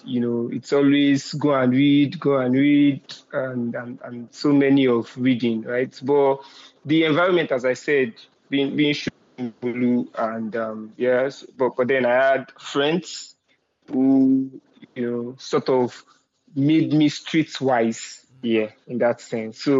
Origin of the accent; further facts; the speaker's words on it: Shomolu, Lagos, Nigeria; I grew up in Shomolu. If people that might know, they might want to call it the ghetto part of Lagos State